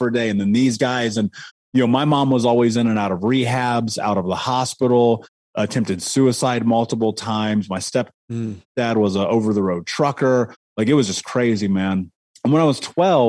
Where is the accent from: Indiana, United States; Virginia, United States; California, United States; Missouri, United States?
Indiana, United States; Indianapolis; I grew up in Indianapolis, in Indiana, in America, in the 80s